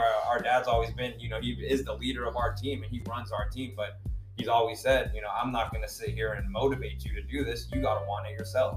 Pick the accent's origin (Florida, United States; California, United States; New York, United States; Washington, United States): California, United States; San Jose; I'm from San Jose, born and raised